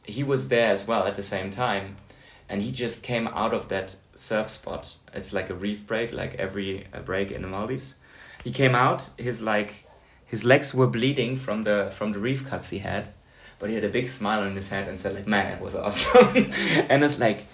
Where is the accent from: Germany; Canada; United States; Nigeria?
Germany; Hamburg; moved away; And we're both from Hamburg.